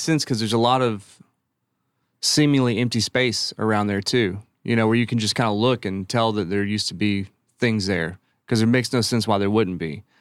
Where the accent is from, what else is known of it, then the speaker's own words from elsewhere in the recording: Silsbee, Texas, United States; growing up in Silsbee, uh, because it's such a wood town